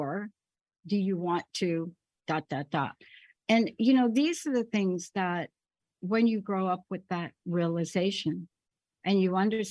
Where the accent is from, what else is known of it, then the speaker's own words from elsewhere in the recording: New York, United States; I grew up in New York, so I'm used to people pounding their fist on the table